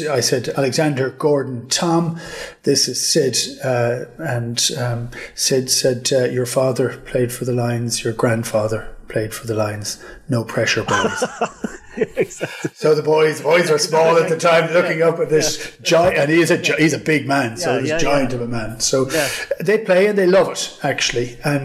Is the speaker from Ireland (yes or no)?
yes; Killaloe, Munster, Ireland; Killaloo, County Clare, which is where I am at the present moment in time. It's a tiny little village in the west of Ireland. Used to be capital of Ireland 1,000 years ago.